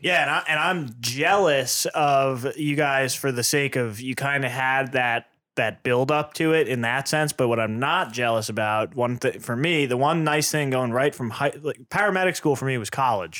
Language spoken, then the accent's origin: English; East Coast, United States; also born or lived in New York; now in Burlington, United States; I grew up in the East with the East Coast kind of, uh, culture, the fire service